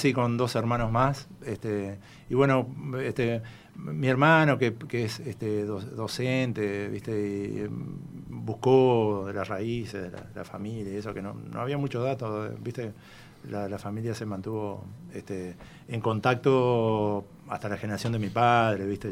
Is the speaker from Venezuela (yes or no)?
no; Uruguay; como todo uruguayo de raza